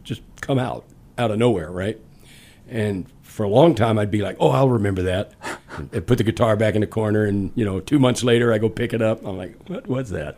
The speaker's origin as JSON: {"language": "English", "town": "Dallas", "region": "Texas", "country": "United States", "tie": "born or raised there", "also_born_or_lived": "Baton Rouge, Louisiana / Detroit", "moved": "yes"}